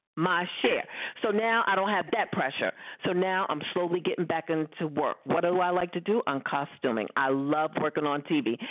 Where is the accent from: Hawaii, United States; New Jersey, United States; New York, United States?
New York, United States; New York City; I grew up in Brooklyn.